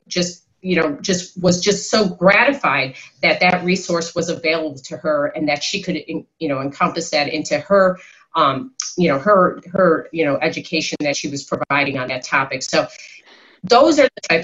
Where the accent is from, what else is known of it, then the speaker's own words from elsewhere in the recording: Chicago, Illinois, United States; I'm from Chicago